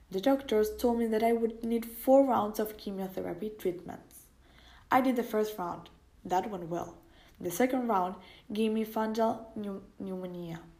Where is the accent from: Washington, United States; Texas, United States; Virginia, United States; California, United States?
Washington, United States; Seattle; born there; I was born in Seattle, Washington, in the year 1966